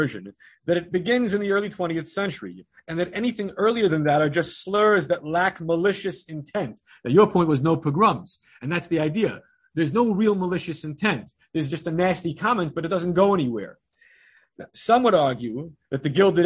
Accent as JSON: {"language": "English", "town": "Great Neck", "region": "New York", "country": "United States", "tie": "born or raised there", "said": "Growing up in Great Neck"}